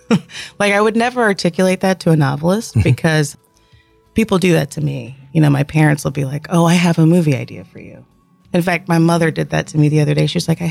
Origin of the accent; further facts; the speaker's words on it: Columbus, Georgia, United States; I grew up in North Columbus. Went to school through middle school at Brookstone.